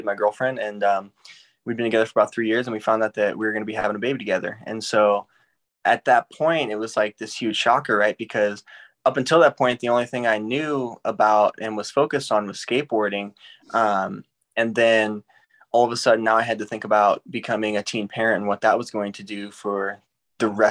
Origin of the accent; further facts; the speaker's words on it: St. Louis, Missouri, United States; I grew up in St. Louis, Missouri, and that's where I was born and raised